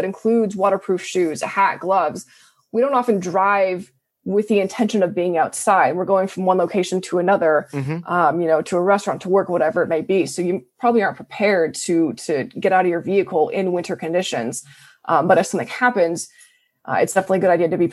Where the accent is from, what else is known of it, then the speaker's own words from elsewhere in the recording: Colorado, United States; moved away; I come from Colorado